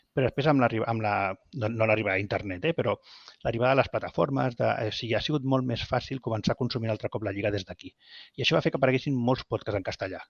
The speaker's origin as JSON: {"language": "Catalan", "town": "Vilanova i la Geltrú", "region": "Catalonia", "country": "Spain", "said": "els dos som de Vilanova i la Geltrú"}